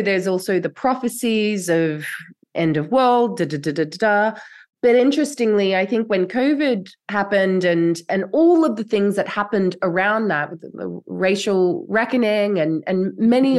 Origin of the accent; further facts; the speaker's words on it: Australia; now in Europe; My ancestry is like from here in Europe, which I actually now live. I grew up in Australia